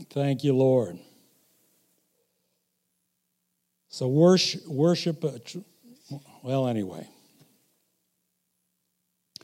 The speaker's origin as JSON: {"language": "English", "region": "Missouri", "country": "United States", "said": "I'm from Missouri"}